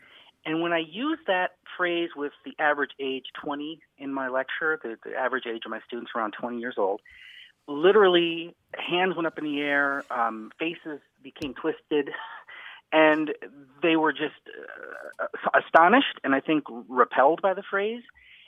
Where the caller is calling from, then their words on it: Minneapolis, Minnesota, United States; I'm calling from Minneapolis, Minnesota.